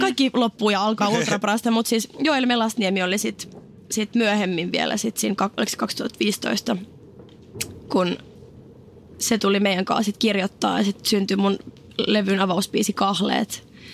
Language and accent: Finnish; Oulu, North Ostrobothnia, Finland; moved away; Mä olin oululainen, mä en tuntenut ketään. Lukio kesken.